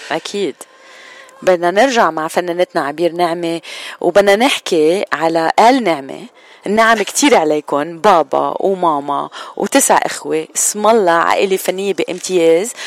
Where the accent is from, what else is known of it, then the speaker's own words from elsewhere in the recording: Lebanon; نحن كلبنانية